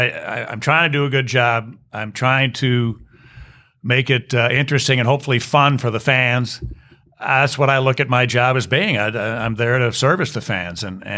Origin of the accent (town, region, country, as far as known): Chicago, Illinois, United States; born or raised there